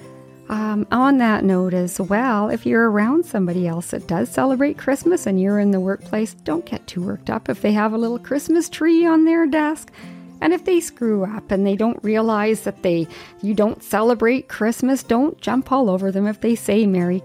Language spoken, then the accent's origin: English; Yukon, Canada; when I was a child and I was growing up in the Yukon